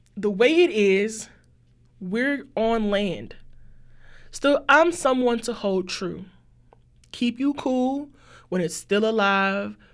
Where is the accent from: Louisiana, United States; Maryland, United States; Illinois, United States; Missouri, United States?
Louisiana, United States; New Orleans; I'm from New Orleans, too.